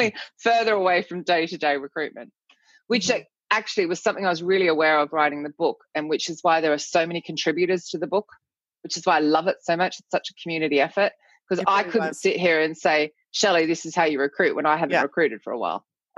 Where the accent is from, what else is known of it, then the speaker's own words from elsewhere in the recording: Australia; moved away as an adult; now in London, United Kingdom; So I moved from Australia to London and I saw this tiny little advertisement in a newspaper